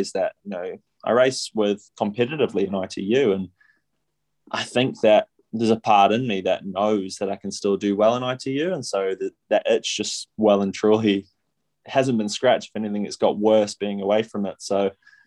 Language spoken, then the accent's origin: English; Taupo, Waikato, New Zealand; I grew up in Taupo